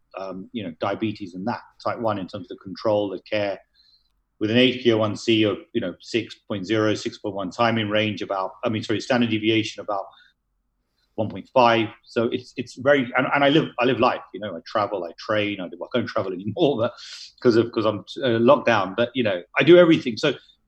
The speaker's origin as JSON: {"language": "English", "country": "United Kingdom", "tie": "born or raised there", "also_born_or_lived": "United Arab Emirates / Philadelphia", "moved": "as an adult", "lives_now": "Dubai, United Arab Emirates", "said": "Although I'm of Indian origin, I was born in the UK, and I lived most of my life in the UK"}